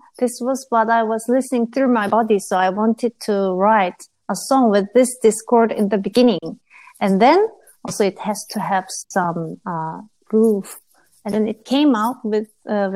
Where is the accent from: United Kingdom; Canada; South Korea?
South Korea; Seoul; I came from Seoul